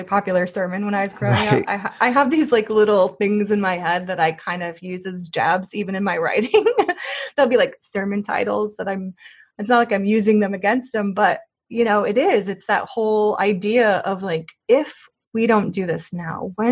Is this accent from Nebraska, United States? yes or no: no; Missouri, United States; she's from my home state. Yeah. Missouri